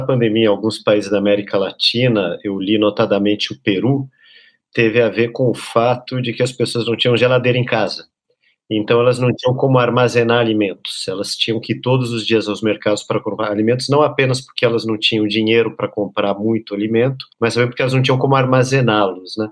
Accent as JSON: {"language": "Portuguese", "country": "Brazil"}